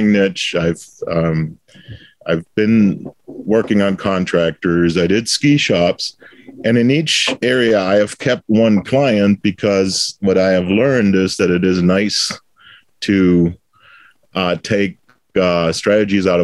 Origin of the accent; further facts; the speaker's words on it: Bitburg, Rhineland-Palatinate, Germany; moved away as an adult; also born or lived in El Paso, Texas; now in United States; I was born in Bitburg, Germany, which is a beer town. So the Bitburger Brauerei was actually my first employer as a student